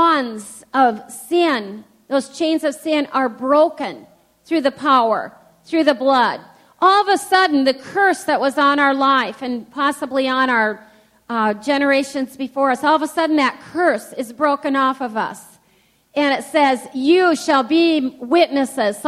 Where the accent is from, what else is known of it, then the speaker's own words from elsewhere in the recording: United States; growing up in the United States of America